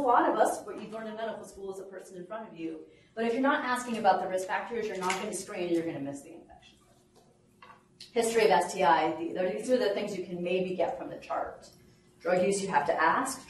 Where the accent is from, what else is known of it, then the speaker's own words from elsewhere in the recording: Bennington, Vermont, United States; now in Birmingham, United States; my hometown of Bennington